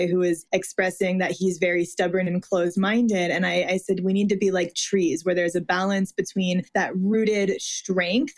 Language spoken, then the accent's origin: English; Midwest, United States; I was raised in the Midwest, Catholic